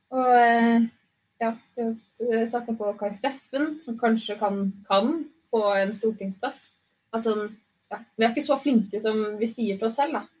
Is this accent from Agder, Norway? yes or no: yes; Arendal, Agder, Norway; jeg kommer jo fra Hisøy